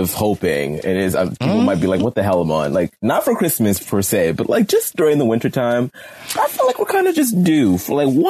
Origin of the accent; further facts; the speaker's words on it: Pittsburgh, Pennsylvania, United States; I had no idea that Russell is also from my hometown, Pittsburgh, where I'm currently recording from.